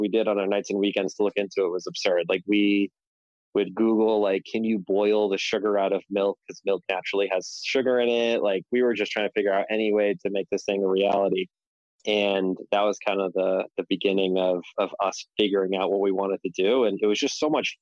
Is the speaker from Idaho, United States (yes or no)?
no; Boston, Massachusetts, United States; growing up in Boston, I caddied a lot